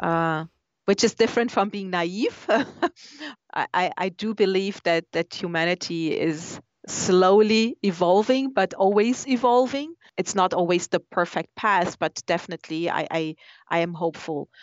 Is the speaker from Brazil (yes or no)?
yes; Brazil; moved away; I come from Brazil